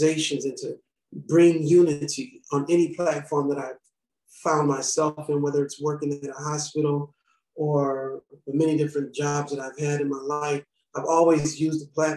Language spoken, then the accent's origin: English; St. Paul, Minnesota, United States; I'm originally from St. Paul, born and raised